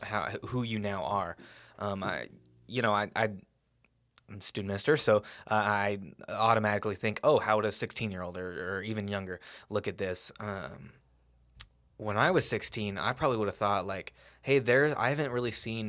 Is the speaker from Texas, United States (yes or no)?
yes; Salado, Texas, United States; I grew up in Salado and a relatively wealthy household.